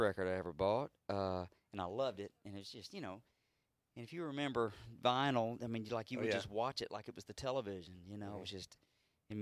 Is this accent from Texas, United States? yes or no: yes; Austin, Texas, United States; also born or lived in Houston; I was born here, but I grew up in Austin